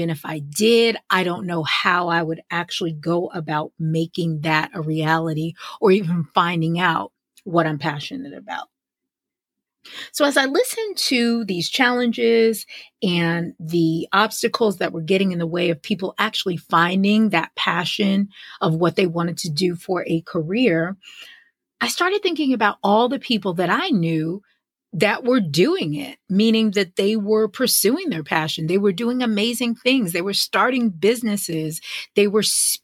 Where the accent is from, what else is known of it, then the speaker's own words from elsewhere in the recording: White Plains, New York, United States; moved away as an adult; now in Atlanta, United States; growing up in White Plains, New York